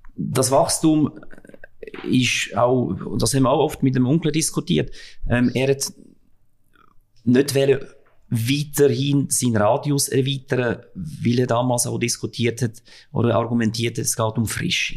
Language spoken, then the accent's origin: German; Switzerland; bei uns in der Schweiz